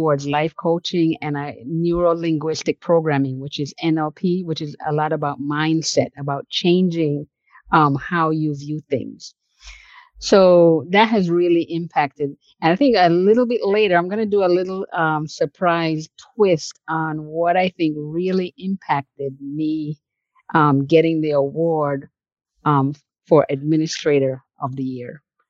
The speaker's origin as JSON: {"language": "English", "region": "New York", "country": "United States", "tie": "born or raised there"}